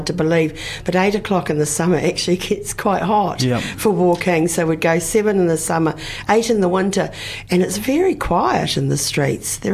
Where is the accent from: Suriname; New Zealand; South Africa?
New Zealand; Dunedin, Otago; born and bred in Dunedin